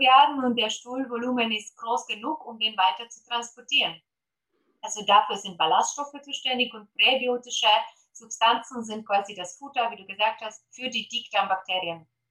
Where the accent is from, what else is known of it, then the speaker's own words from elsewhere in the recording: Poland; German is a second language; moved away; Deutsch ist nicht meine Muttersprache. Ich komme ursprünglich aus Polen.